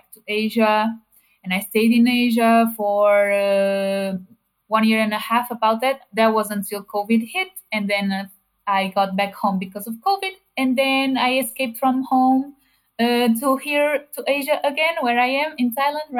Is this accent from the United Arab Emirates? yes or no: no; Portugal; I am from Portugal and I'm 31 years old